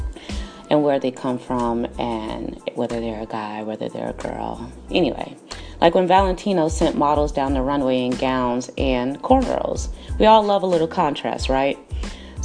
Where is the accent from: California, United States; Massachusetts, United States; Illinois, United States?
Illinois, United States; Chicago; now in Los Angeles, United States; I'm from Chicago, but I'm based in LA.